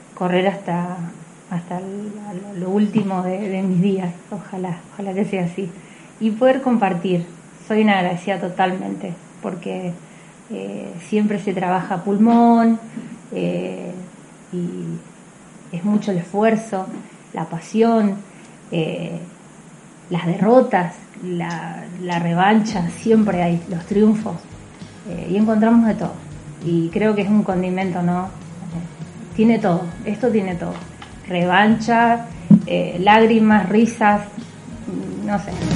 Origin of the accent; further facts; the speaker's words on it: General Alvear, Mendoza, Argentina; now in General Roca, Argentina; Soy de General Alvear, nací en General Alvear Mendoza, eh, vivo en General, en General Roca Río Negro